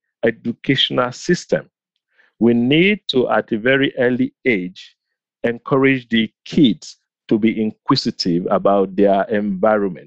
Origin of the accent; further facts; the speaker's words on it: Nigeria; now in United States; growing up in Nigeria